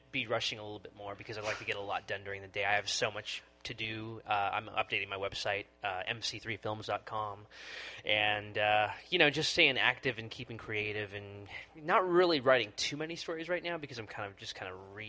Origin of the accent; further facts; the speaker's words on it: California, United States; And here I am from California, you know, born and raised